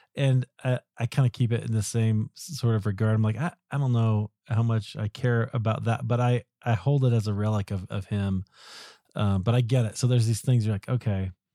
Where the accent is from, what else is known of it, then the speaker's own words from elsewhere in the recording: Iowa, United States; moved away; also born or lived in Highland Park, Illinois; I'm also from the Midwest, from, from Iowa